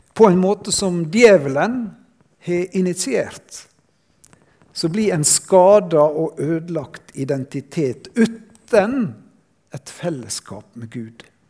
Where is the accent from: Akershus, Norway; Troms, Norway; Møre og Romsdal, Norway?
Møre og Romsdal, Norway; Sunnmøre; jeg kommer fra Sunnmøre